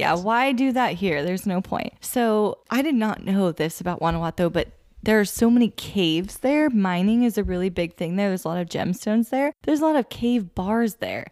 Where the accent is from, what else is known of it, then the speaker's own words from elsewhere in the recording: Woodland, California, United States; we're from Woodland where it also gets very hot